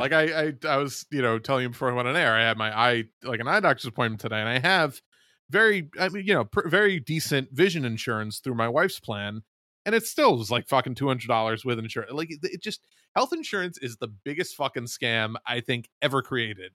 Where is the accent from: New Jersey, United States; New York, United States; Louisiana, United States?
New York, United States; my home state of New York